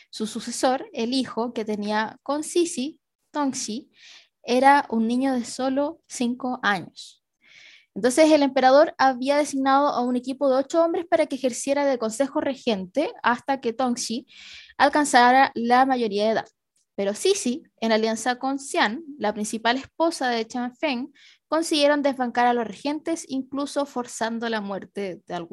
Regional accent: Chile

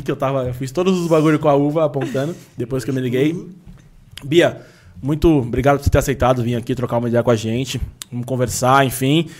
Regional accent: São Paulo, Brazil; sou daqui desde sempre

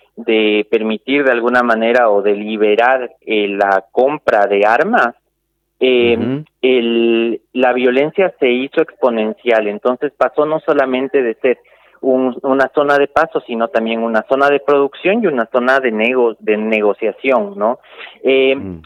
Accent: Ecuador; now in Salta, Argentina; nosotros y nosotras como ecuatorianos

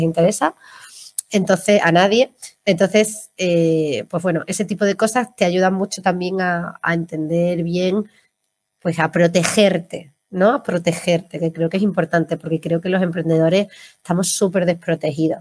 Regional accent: Seville, Andalusia, Spain; now in Málaga, Spain; yo vivo en Málaga, pero soy sevillana

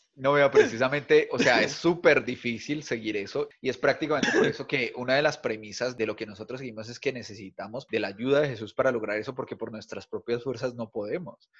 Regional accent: Bogotá, Colombia; now in Cali, Colombia; soy bogotano también, aunque vivo en Cali

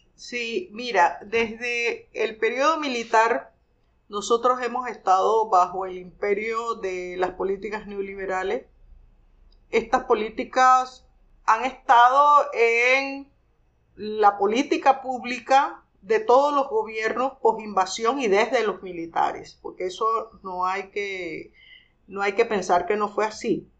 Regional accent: Penonomé, Coclé, Panama; nací en Penonomé

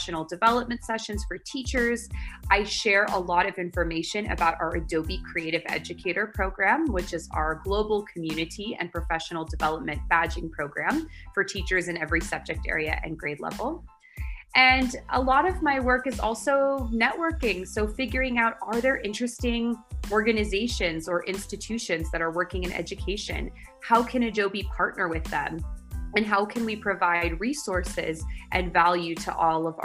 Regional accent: San Francisco Bay Area, California, United States; moved away as an adult; now in Barcelona, Spain; I'm from the San Francisco Bay Area, but 6 months ago I moved to Barcelona, Spain.

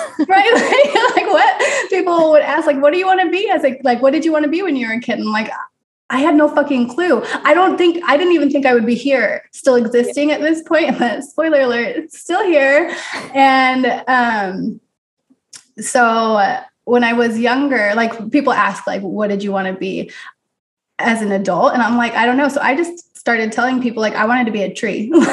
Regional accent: Utah, United States; moved away as an adult; also born or lived in California; now in Missouri, United States; I grew up in Utah

